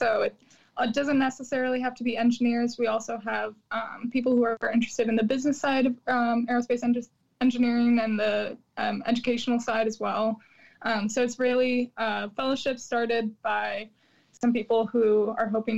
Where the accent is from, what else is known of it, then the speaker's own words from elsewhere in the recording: Chicago, Illinois, United States; also born or lived in Champaign, Illinois; I'm from Chicago